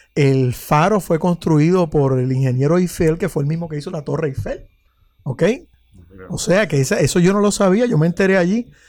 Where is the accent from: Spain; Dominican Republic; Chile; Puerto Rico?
Puerto Rico; yo soy de allá de Guaunico